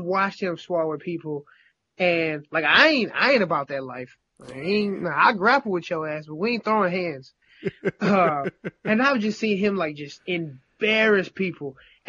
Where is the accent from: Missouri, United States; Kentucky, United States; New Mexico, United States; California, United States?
Missouri, United States; St. Louis; Well, I mean, I'm from St. Louis. You know that, right?